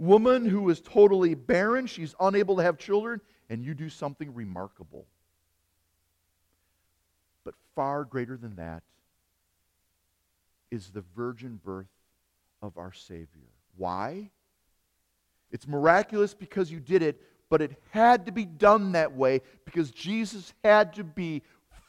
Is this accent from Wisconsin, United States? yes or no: yes; Hartford, Wisconsin, United States; When I was a little boy, I grew up in Hartford, Wisconsin.